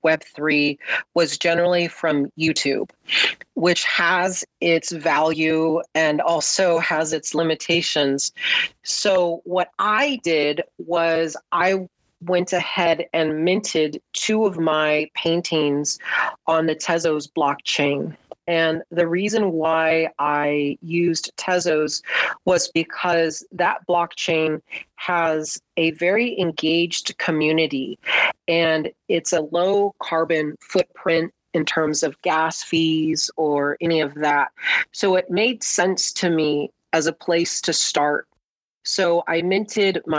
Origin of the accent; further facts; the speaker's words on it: Los Angeles, California, United States; I was born in Southern California